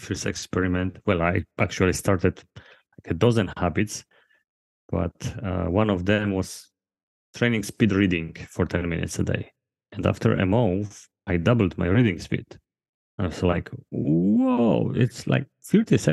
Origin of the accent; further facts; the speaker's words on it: Poland; I'm from Poland